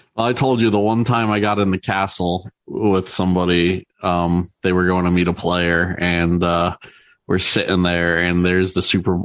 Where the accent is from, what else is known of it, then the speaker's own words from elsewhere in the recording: New Jersey, United States; my home state of New Jersey